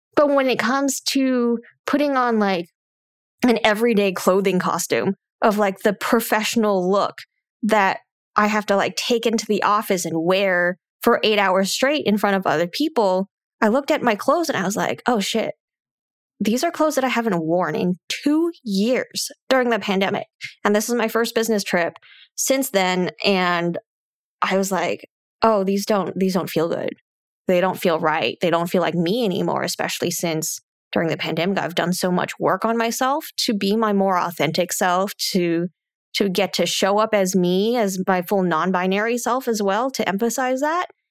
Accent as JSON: {"language": "English", "region": "California Bay Area", "country": "United States", "tie": "born or raised there", "moved": "as an adult", "lives_now": "Arizona, United States", "said": "I grew up in the California Bay Area."}